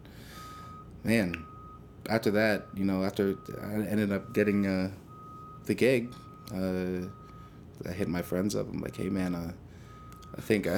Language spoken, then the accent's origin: English; Toronto, Ontario, Canada; growing up in Scarborough at that time